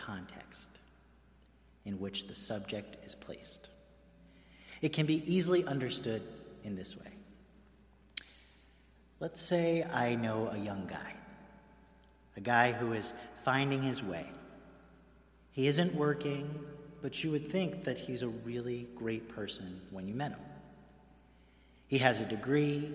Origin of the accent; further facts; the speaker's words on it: New York City, New York, United States; moved away as an adult; now in Greenwich, United States; I grew up in Queens